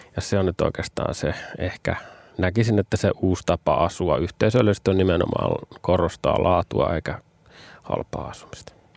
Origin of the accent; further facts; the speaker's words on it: Finland; moved away; also born or lived in Vantaa, Finland